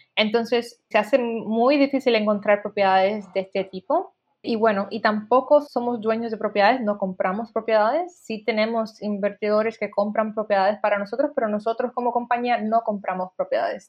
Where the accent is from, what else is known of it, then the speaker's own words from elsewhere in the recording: Puerto Rico; moved away; Yo soy de Puerto Rico